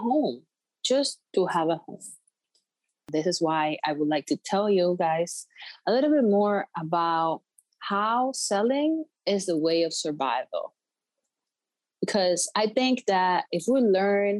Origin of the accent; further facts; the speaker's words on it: Puerto Rico; moved away as an adult; now in Connecticut, United States; I'm from Puerto Rico. I'm 24 years old. I came to Connecticut 4 years ago.